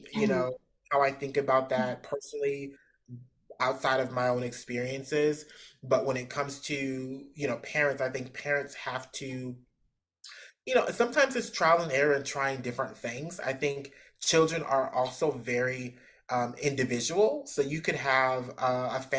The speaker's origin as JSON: {"language": "English", "region": "Midwest", "country": "United States", "also_born_or_lived": "West Coast", "moved": "yes", "lives_now": "Georgia, United States", "said": "I'm from the Midwest, so I've sort of been around"}